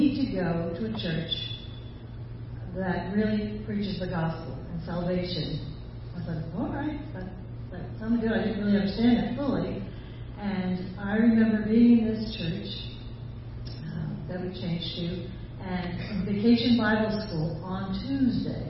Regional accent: Pennsylvania, United States; I'm from Pennsylvania. I am. I'm a Pennsylvania Dutch girl

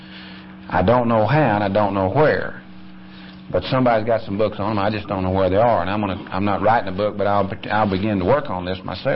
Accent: Conroe, Texas, United States; also born or lived in McKinney, Texas; I was born in 44 in McKinney and grew up in Conroe down near Houston.

